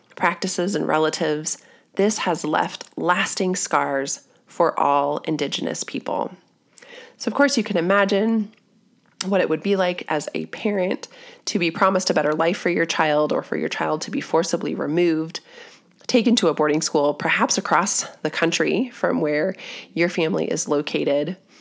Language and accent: English; Colorado, United States; I grew up here in Colorado in the midst of indigenous American culture